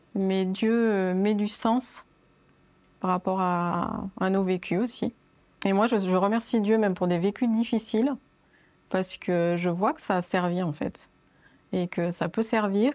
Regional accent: France; je suis née en fait en France

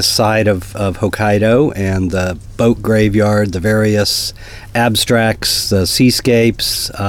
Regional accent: Seattle, Washington, United States; I'm from Seattle

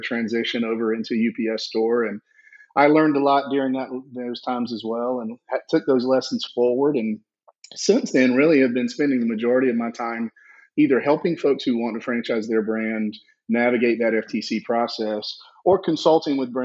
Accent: South Georgia, United States; I grew up in South Georgia, if you can't tell by the accent

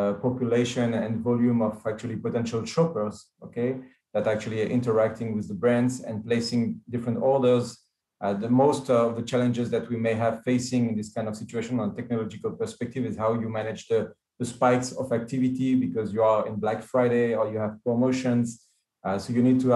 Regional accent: France; now in Israel; I do live in Israel, but I'm coming from France

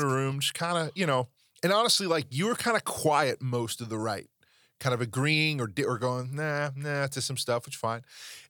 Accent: New York, United States; I'm from New York.

